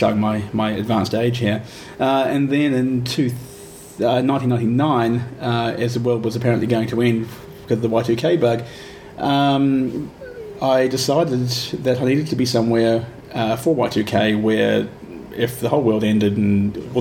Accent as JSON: {"language": "English", "town": "Ashburton", "region": "Canterbury", "country": "New Zealand", "tie": "born or raised there", "moved": "as an adult", "lives_now": "Melbourne, Australia", "said": "I grew up in a small town in New Zealand called Ashburton"}